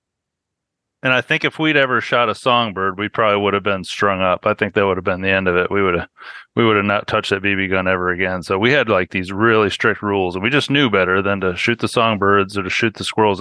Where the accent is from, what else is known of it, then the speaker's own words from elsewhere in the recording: central New York State, United States; moved away as an adult; I was born up in New York State, up in the central part of the state where it's like cow country and just south of the Adirondacks. And I grew up and lived there pretty much until I turned 18.